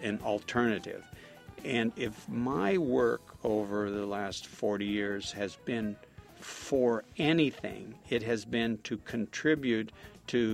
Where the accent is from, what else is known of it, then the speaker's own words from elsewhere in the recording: Napa Valley, California, United States; I'm from Napa Valley, so a lot of the work that we do is in the wine country